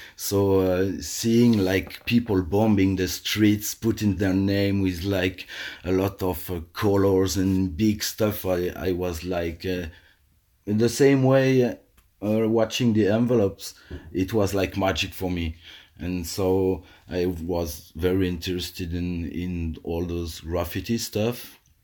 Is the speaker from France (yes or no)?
yes; Alsace, Grand Est, France; I live in, uh, in a cozy little house in my hometown where I grew up